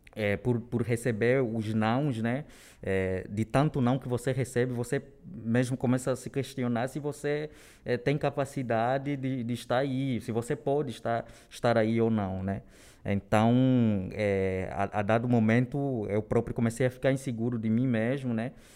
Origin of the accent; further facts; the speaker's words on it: Luanda, Luanda Province, Angola; moved away as an adult; also born or lived in Rio de Janeiro; now in São Paulo, Brazil; Eu venho de Angola, né? É, nasci lá na capital de Angola, Luanda, e eu moro no Brasil já há nove anos